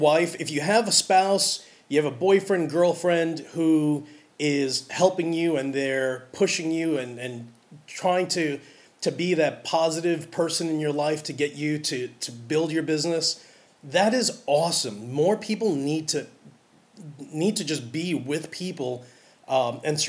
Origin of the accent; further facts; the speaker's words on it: New York City, New York, United States; I'm from New York City